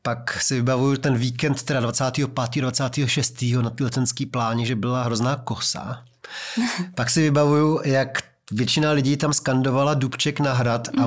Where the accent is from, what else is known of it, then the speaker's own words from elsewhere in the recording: Prostějov, Olomouc Region, Czechia; já jsem uh, měl dětství eh, v Prostějově